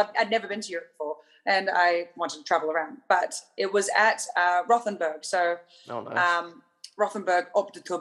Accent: Australia; I'm Australian.

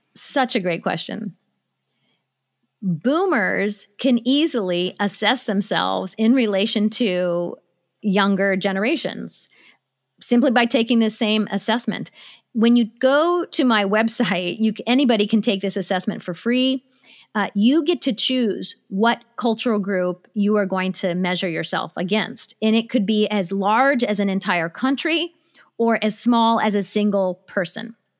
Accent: United States; also born or lived in Japan; I was born in Japan, but I grew up in America

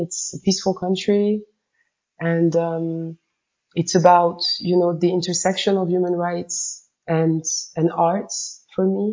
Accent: Tehran, Tehran Province, Iran; also born or lived in Paris / New York; now in Sierra Leone; I can count how many times I saw Black folks growing up in Tehran and spending months and months and months at a time

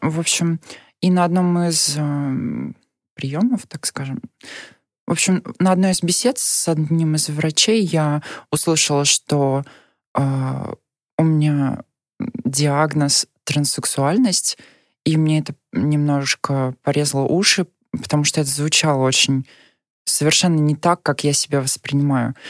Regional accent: Nizhny Novgorod Oblast, Russia; moved away as an adult; now in Moscow, Russia; я родилась в Нижегородской области и э, 18 лет жила там

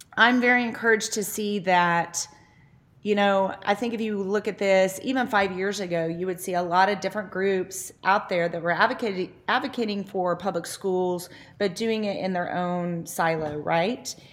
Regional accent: Noble, Oklahoma, United States; moved away as an adult; also born or lived in Norman, Oklahoma; living in my hometown now

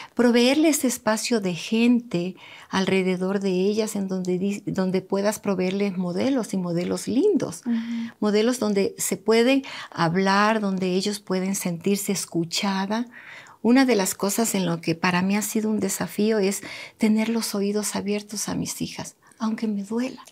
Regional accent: Manabí, Ecuador; donde yo me crié, me crié en un pueblo tan bonito allá en Manabí

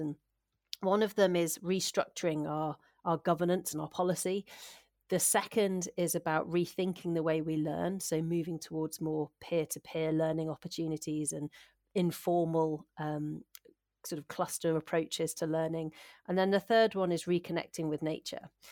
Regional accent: Shropshire, West Midlands, United Kingdom; moved away as an adult; also born or lived in North Wales / Hampshire / West Sussex; now in Aberdeenshire, United Kingdom; I'm originally from Shropshire, uh, which is just on the England Wales border, and I spent a lot of my childhood actually in, in North Wales.

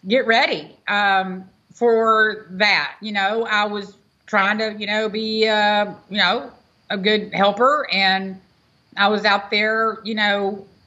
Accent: Houston, Texas, United States; now in Angleton, United States; I was from Texas.

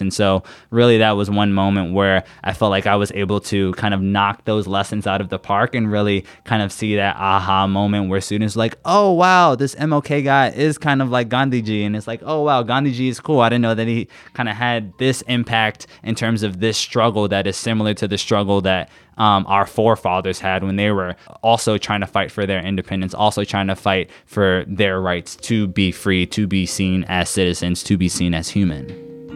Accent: New York City, New York, United States; moved away as an adult; now in Washington, D.C., United States; I'm originally from Queens, New York.

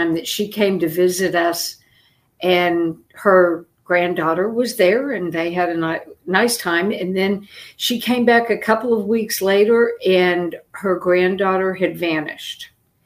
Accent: Oklahoma City, Oklahoma, United States; moved away; also born or lived in Florida; I was born in Oklahoma City

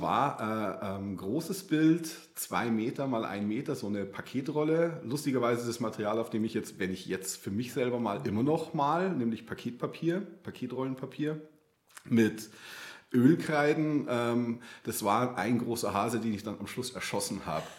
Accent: outside Munich, Bavaria, Germany; weil ich bin ja so vor den Toren Münchens aufgewachsen

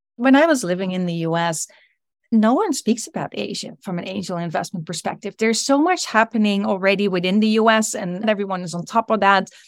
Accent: Netherlands; moved away; also born or lived in United States; I'm originally from Europe

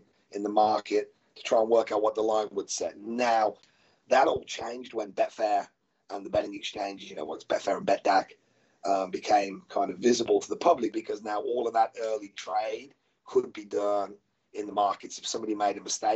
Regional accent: Birmingham, West Midlands, United Kingdom; moved away; Obviously I'm from Birmingham. So was my dad and my granddad

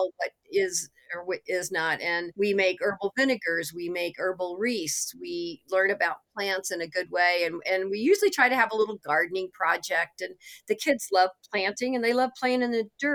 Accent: Missouri, United States; I am from Missouri

